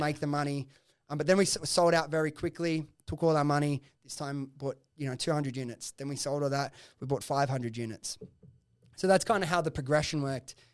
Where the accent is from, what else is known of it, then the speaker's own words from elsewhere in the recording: Sydney, New South Wales, Australia; I grew up in Preston's, like, the office was, like, five minutes from my house